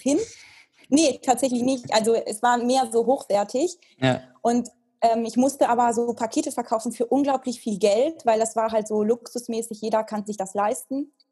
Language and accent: German; Italy; moved away as an adult; also born or lived in United States; now in Germany; ich bin ja in Italien aufgewachsen